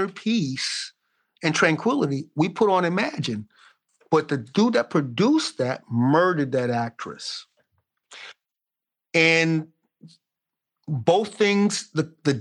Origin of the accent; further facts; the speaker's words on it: Brooklyn, New York, United States; I was brought up in Brooklyn